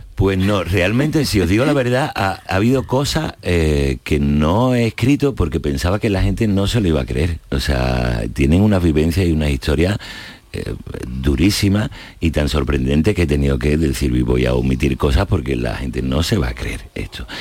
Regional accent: Jerez de la Frontera, Andalusia, Spain; Yo soy de Jerez

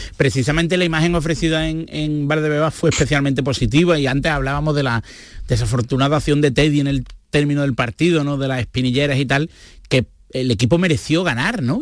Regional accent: Andalusia, Spain; estoy enamorado de mi tierra

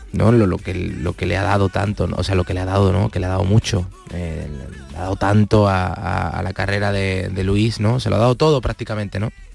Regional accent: Palma del Río, Andalusia, Spain; moved away; mi pueblo

